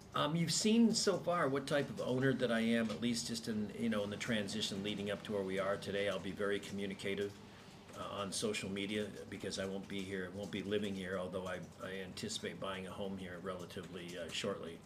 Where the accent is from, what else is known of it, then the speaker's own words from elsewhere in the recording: United States; I'm an American